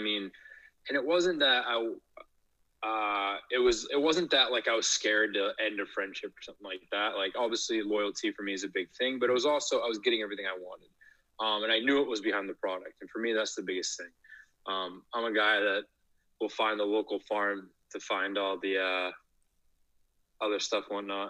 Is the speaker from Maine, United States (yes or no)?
yes; Maine, United States; also born or lived in New York City; I actually went to school in Portland, Maine. I'm born and raised in Maine.